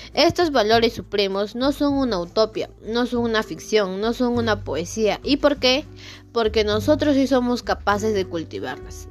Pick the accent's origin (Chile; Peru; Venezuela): Peru; validar como peruanos